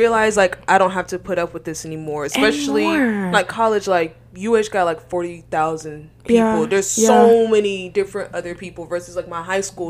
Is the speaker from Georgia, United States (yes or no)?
yes; Atlanta, Georgia, United States; moved away as an adult; now in Houston, United States; I'm from Georgia, and I moved to UH without knowing nobody.